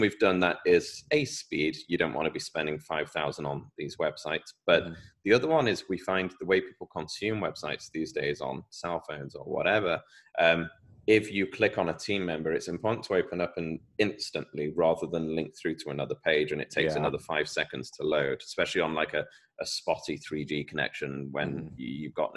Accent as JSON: {"language": "English", "country": "United Kingdom", "accent": "British", "said": "my British accent"}